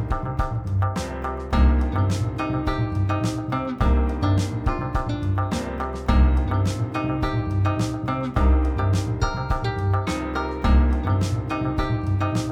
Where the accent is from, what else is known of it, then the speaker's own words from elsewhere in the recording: Champaign, Illinois, United States; I was born in Champaign, Illinois, and born and raised there